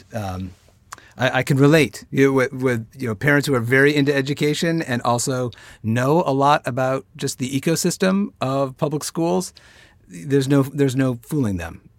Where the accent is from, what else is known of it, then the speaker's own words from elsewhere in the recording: Binghamton, New York, United States; I am a proud native of upstate New York. I'm from the Binghamton area